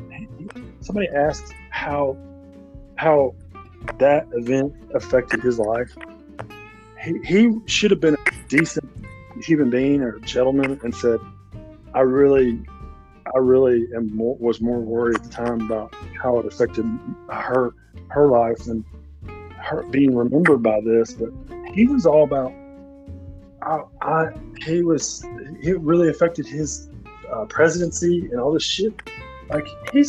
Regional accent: Arkansas, United States; I'm from Arkansas

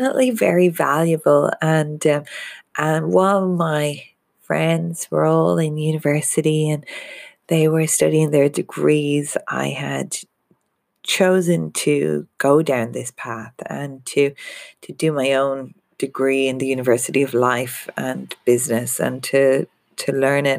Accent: Ireland; I'm Irish

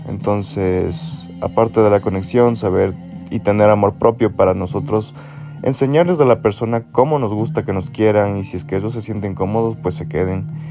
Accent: Ecuador; soy de Ecuador.

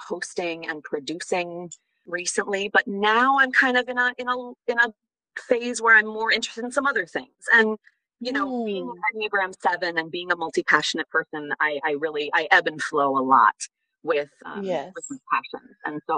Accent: Wisconsin, United States; moved away as an adult; also born or lived in Paris; I grew up in Wisconsin

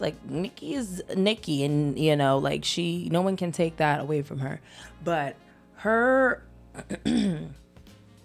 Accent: Montgomery, Alabama, United States; I'm from Montgomery

